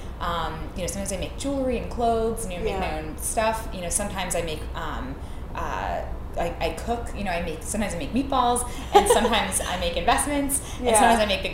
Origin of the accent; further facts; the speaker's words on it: New York City, New York, United States; I grew up in Queens, so I'm from New York